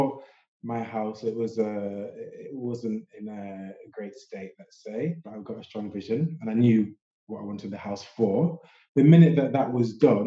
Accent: Sheffield, Yorkshire and the Humber, United Kingdom; now in London, United Kingdom; I'm from Sheffield originally and live in London

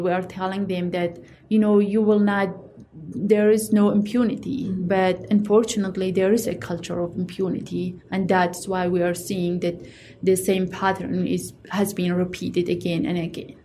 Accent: Iraq; moved away; I'm from the Yazidi community in Iraq

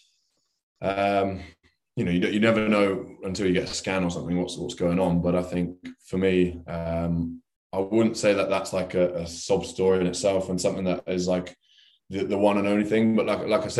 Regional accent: London, United Kingdom; as a Englishman who's lived in pretty much around London his whole life

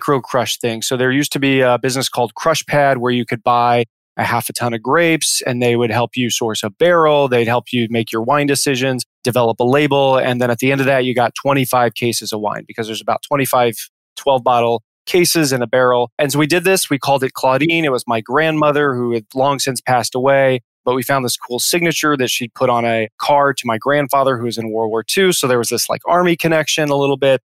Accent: Midwest, United States; moved away as an adult; I grew up in the Midwest

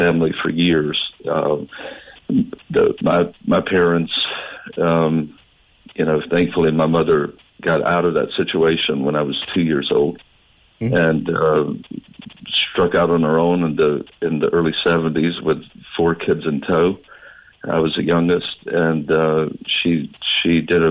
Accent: North Florida, United States; also born or lived in Southern Georgia; I grew up in a rural southern town

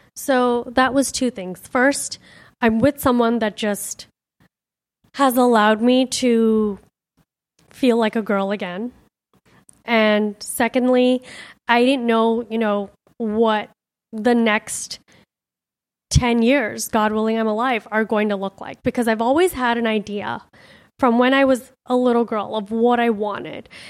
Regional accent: Miami, Florida, United States; also born or lived in India; my home, my childhood home, my parents' home.

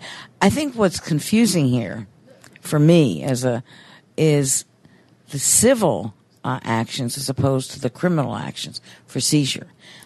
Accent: Baltimore, Maryland, United States; moved away; I'm from Baltimore originally

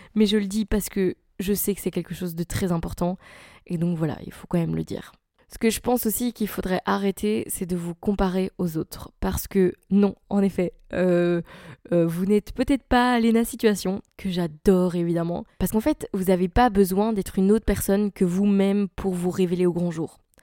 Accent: Belgium; je suis belge

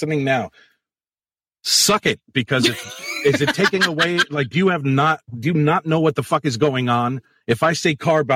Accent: Connecticut, United States; I'm from Connecticut, but I'm so, I get, you know, I'm from the area that's like so lazy with speech

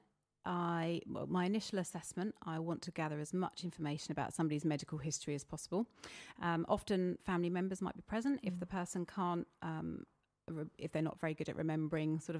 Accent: East Grinstead, South East England, United Kingdom; I was brought up in East Grinstead, so I'm local

